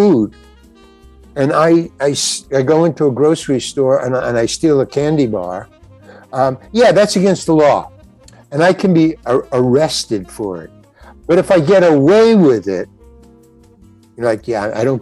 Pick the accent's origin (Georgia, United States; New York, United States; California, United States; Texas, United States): New York, United States; moved away; also born or lived in Los Angeles; I'm from New York